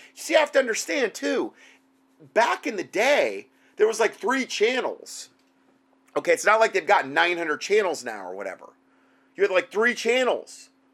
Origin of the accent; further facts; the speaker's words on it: Fort Myers, Florida, United States; moved away; my hometown back in uh, Fort Myers.